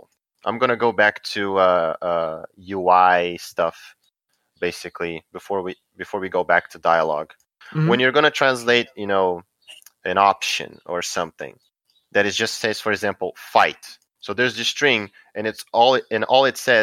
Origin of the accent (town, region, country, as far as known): Brazil; English is a second language